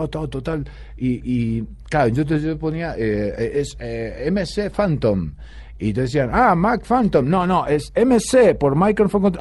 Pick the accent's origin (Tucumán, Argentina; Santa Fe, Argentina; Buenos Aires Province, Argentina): Santa Fe, Argentina; Rosario; born there; also born or lived in Buenos Aires; yo de Rosario, pero digamos que soy de Buenos Aires, porque Rosario nací, pero luego toda mi carrera la hice en, Buenos Aires, todos mis amigos en Buenos Aires, todo, todo allá.